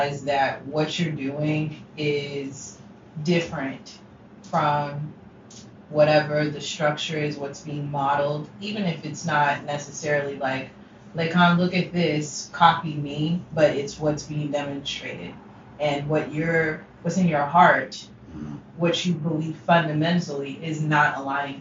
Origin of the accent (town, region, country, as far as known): Ohio, United States; born or raised there; also born or lived in Brooklyn